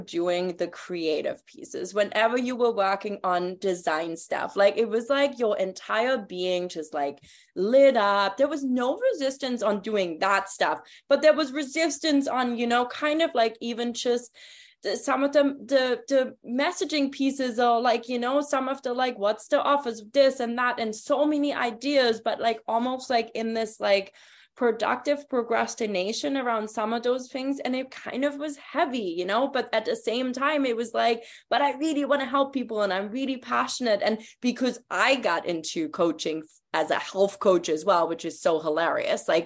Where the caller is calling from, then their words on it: Toronto, Ontario, Canada; you know, I'm tuning in from Toronto right now. I'm super close to Colleen right now, but living in Mexico now.